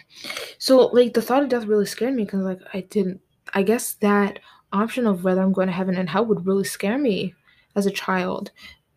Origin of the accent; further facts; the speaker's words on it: United States; being an American, going to an American high school